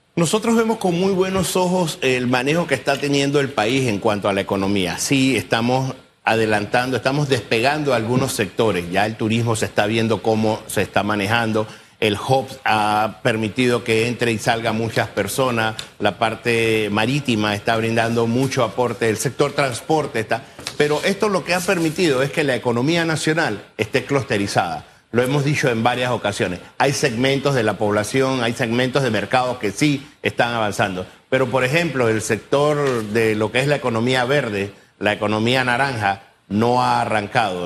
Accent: Panama; nosotros debemos todos como panameños

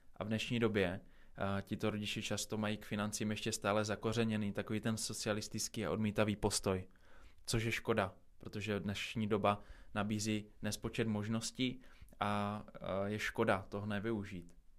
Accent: Czechia; jsme na tom jako Češi

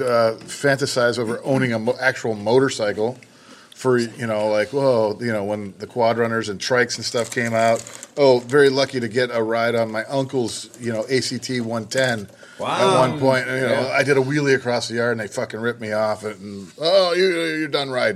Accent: Pennsylvania, United States; I grew up in Pennsylvania

